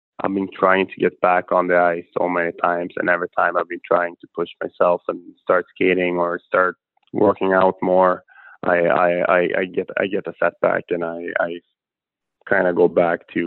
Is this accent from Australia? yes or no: no; Sweden; moved away as an adult; It started off in my hometown, Juzio